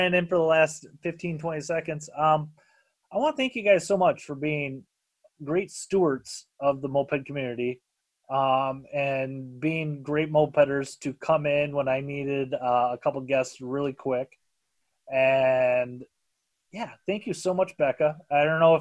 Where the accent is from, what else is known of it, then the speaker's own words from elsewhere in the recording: Minnesota, United States; I'm from Minnesota. It's a goddamn vortex. It sucks you back